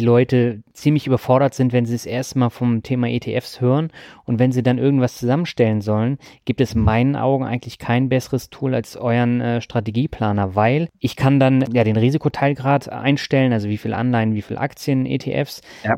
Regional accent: Kirchentellinsfurt, Baden-Württemberg, Germany; moved away; meine Leitung geht heute in meine alte Heimat Kirchen-Tellensfurt

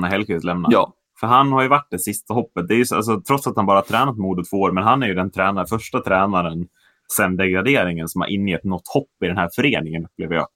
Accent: Sweden; vi är svenskar

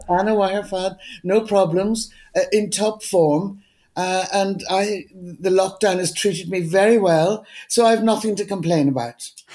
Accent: Donegal, Ulster, Ireland; also born or lived in Dublin / India; now in Cork, Ireland; I'm from Donegal

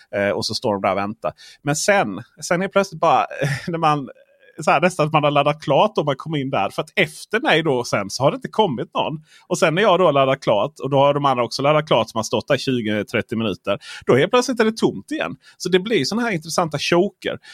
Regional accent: Stockholm, Stockholm County, Sweden; jag är från Stockholm

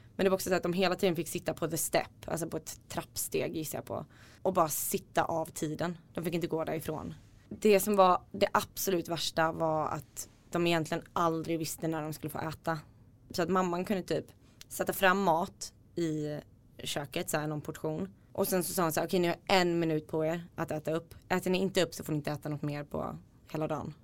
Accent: Småland, Sweden; also born or lived in Iceland; jag är ursprungligen från Island men uppvuxen i Småland

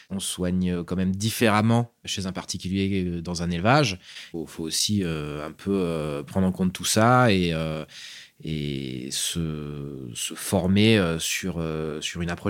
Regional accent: Grenoble, Auvergne-Rhône-Alpes, France; Je suis grenoblois à la base.

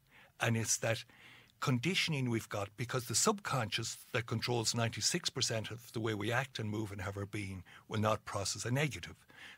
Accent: Dungiven, Northern Ireland, United Kingdom; where I grew up in Dungiven, we gave ourselves auto-suggestions to feel miserable.

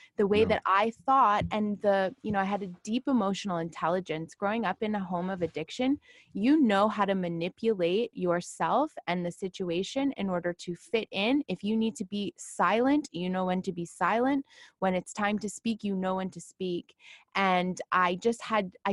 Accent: Toronto, Ontario, Canada; I grew up in Toronto

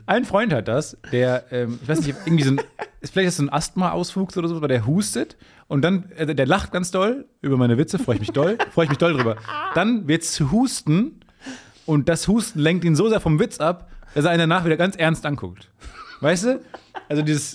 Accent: Dortmund, North Rhine-Westphalia, Germany; accent: Ruhrpott; moved away as an adult; now in Cologne, Germany; Ich komme aus der Ecke von Dortmund

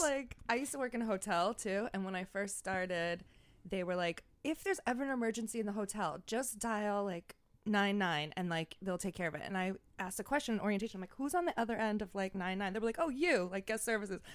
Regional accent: Franklin Square, New York, United States; moved away as an adult; now in New York City, United States; I'm from Franklin Square.

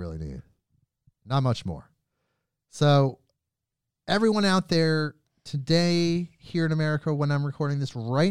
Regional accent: United States; also born or lived in Portland, Oregon; I'm an American and I'm in Oregon. I'm in Portland, Oregon.

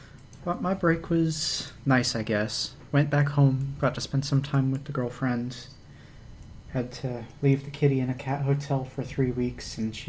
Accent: Texas, United States; now in Ontario, Canada; I'm from Texas.

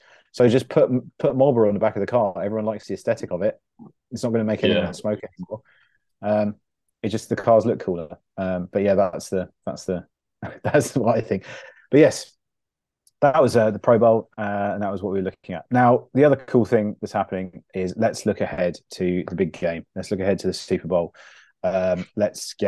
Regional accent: England, United Kingdom; as an English sports fan

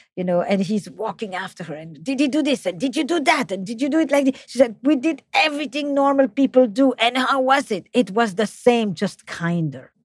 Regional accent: Flemish part of Belgium, Flanders, Belgium; accent: French; English is a second language; now in United States; I'm from the Flemish part of Belgium, despite my French accent in English.

